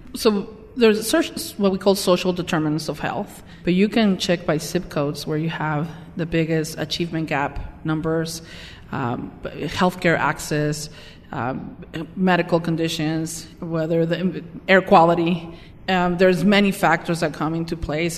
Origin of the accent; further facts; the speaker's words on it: Mexico; moved away as an adult; also born or lived in Tijuana; now in Salt Lake City, United States; I was born and raised in Mexico